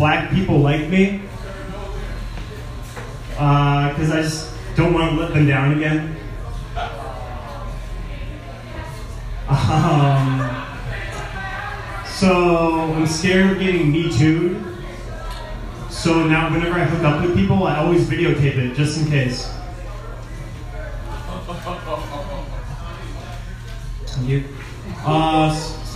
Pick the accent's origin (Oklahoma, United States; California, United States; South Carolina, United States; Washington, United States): Washington, United States; Seattle; I'm from Seattle